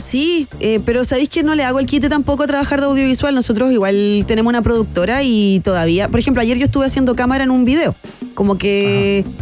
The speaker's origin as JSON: {"language": "Spanish", "town": "Concepción", "region": "Biobío", "country": "Chile", "tie": "born or raised there", "said": "yo soy de Conce y bueno, todo parte que yo fui una niña de colegios particulares subvencionados. Eh, muy arribistas en Concepción."}